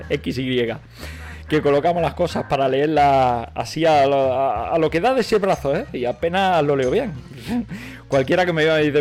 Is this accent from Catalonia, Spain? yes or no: yes; Catalonia, Spain; Nosotros en Cataluña, de donde vengo, decimos eh, del tiempo.